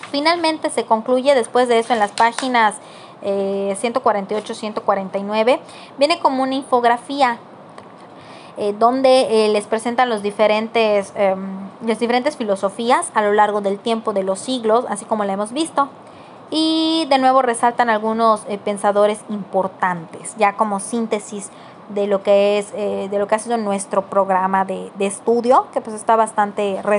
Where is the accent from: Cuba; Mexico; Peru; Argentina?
Mexico; Yucatán; yo soy de Yucatán y mi patriotismo, pero pues el hecho que de repente estén cantando canciones eh, de, pues no sé, en inglés